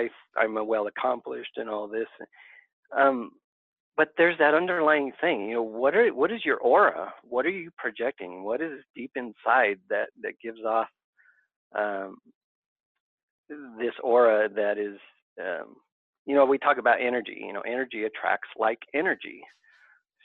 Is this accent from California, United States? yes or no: yes; Southern California, United States; I grew up in Southern California.